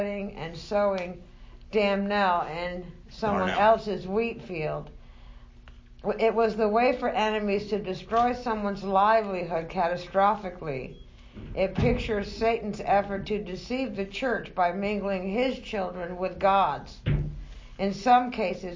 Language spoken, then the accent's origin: English; Kansas, United States; I grew up in Kansas.